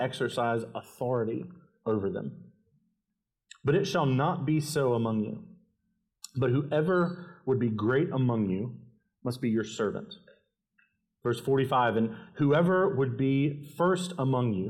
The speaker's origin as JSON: {"language": "English", "town": "Winston-Salem", "region": "North Carolina", "country": "United States", "tie": "born or raised there", "moved": "as an adult", "lives_now": "Columbia, United States", "said": "I grew up in North Carolina in Winston-Salem and moved down to Columbia"}